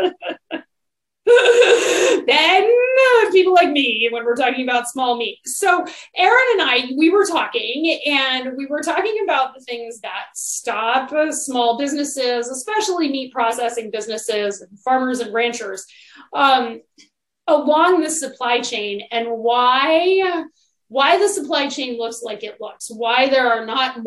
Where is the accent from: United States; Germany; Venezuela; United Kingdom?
United States; Connecticut; another nutmegger. For those of you who don't know what that is, it means we're from Connecticut.